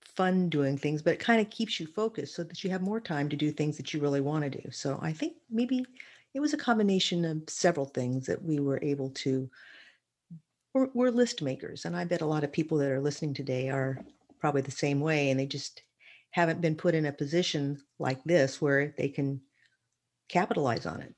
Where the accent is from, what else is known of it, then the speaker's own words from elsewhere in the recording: Redlands, California, United States; also born or lived in Berkeley, California; I basically spent most of my childhood and young years in Redlands, California